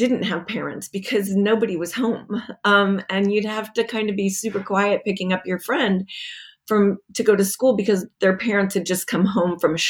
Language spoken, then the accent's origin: English; Las Vegas, Nevada, United States; I think a little bit of that came from growing up in Las Vegas, or at least spending my teenage years there, because you didn't see a lot of grownups.